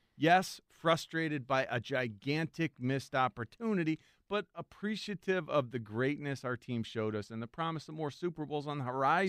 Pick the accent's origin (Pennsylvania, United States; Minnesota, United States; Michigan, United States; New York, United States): Pennsylvania, United States; Mechanicsburg; I grew up in Mechanicsburg